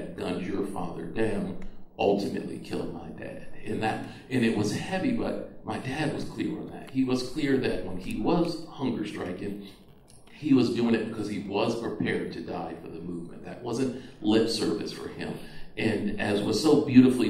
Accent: just outside of Boston, Massachusetts, United States; We grew up just outside of Boston, Massachusetts

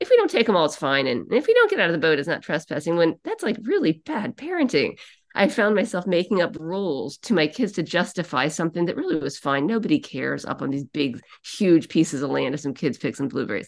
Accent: Annapolis, Maryland, United States; also born or lived in New Hampshire; now in Boston, United States; I live part-time in Boston and part-time in New Hampshire, but I'm actually from Annapolis, Maryland.

